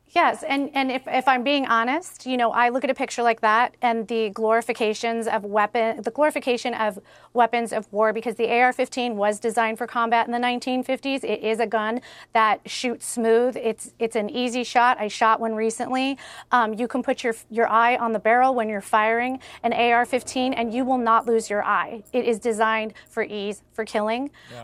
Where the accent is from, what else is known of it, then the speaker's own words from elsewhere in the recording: Highland Park, Illinois, United States; I'm from Highland Park, Illinois